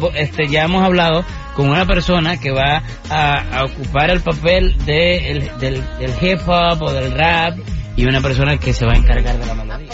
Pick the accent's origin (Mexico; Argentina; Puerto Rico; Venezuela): Venezuela; moved away; nací en Venezuela, adoro mi tierra